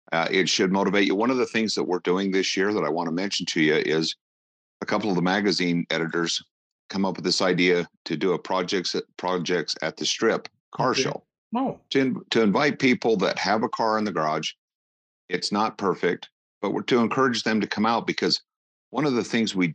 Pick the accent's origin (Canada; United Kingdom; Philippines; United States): United States; Utah; now in Las Vegas, United States; I grew up in Utah, so I understand what cabin fever is